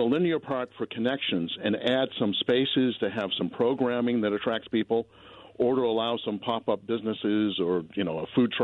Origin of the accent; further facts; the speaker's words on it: the East, United States; moved away; also born or lived in Boulder, Colorado; I grew up in the East, so I'm used to humidity also